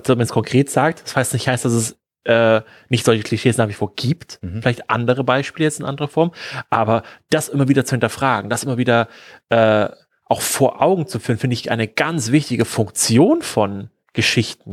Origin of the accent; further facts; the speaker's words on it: Germany; wir als Deutsche